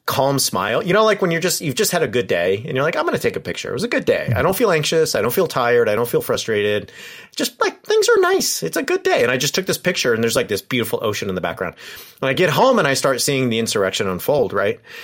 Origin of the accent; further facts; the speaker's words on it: Yorba Linda, California, United States; the church I grew up in, in the, in my hometown is Richard Nixon's hometown